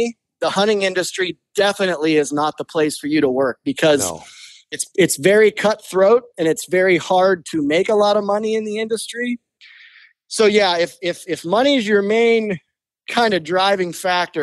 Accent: Ohio, United States; growing up in Ohio, I didn't start Western bow hunting until I was in my early 20s

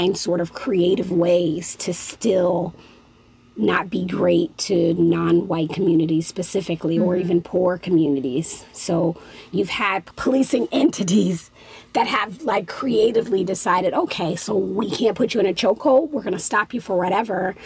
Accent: Chicago, Illinois, United States; I'm from the Chicagoland area

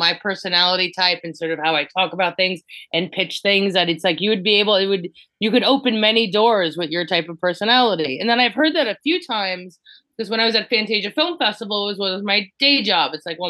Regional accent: New Jersey, United States; Also, because I am from New Jersey, Jen is from New Jersey.

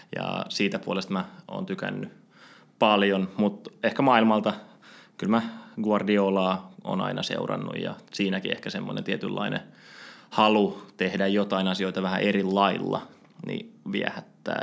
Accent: Espoo, Uusimaa, Finland; mä oon espoolainen, espoolainen tota, jalkapallon parissa kasvanut mm, ihminen ja Epsissä aloittanut jalkapallo

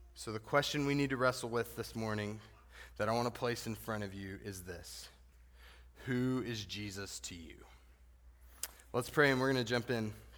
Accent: the Texas part of New Mexico, United States; I grew up in the Texas part of New Mexico

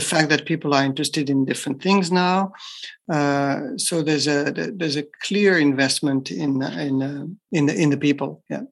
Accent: France; moved away as an adult; also born or lived in Japan; I'm from France, so I was trained in France as as an engineer

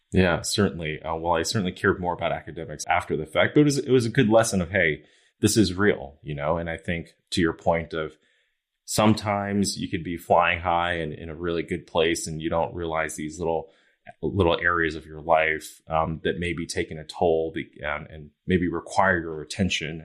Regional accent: New York, United States; moved away; I grew up in New York

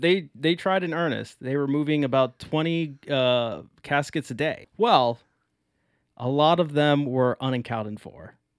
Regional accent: Maryland, United States; now in Chicago, United States; I am from Maryland

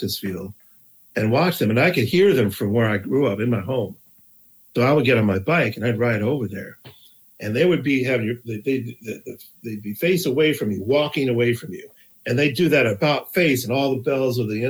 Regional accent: East Lansing, Michigan, United States; moved away as an adult; also born or lived in Rochester, New York; now in New York, United States; I grew up in East Lansing, Michigan.

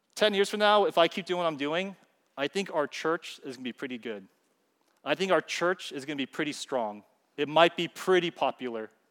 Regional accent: California, United States; I'm from California

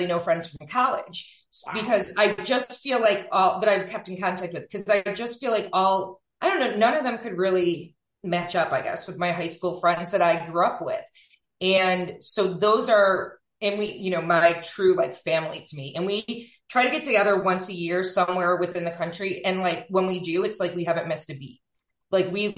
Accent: Buffalo, New York, United States; moved away; I am originally from Buffalo, New York, Western New York, and I'm always will be

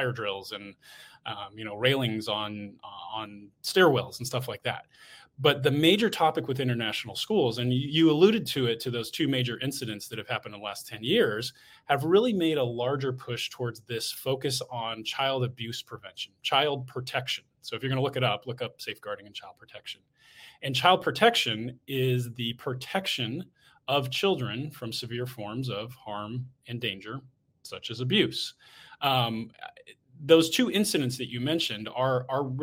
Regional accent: United States; moved away; I'm American

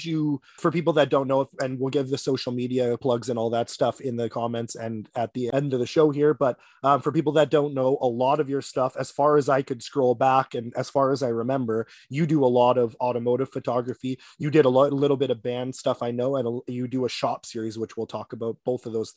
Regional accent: Ontario, Canada; moved away; I am originally obviously from Ontario

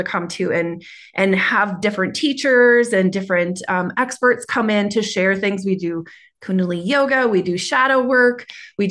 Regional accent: Minnesota, United States; accent: Minnesota; moved away as an adult; also born or lived in California; My Minnesota accent's coming up

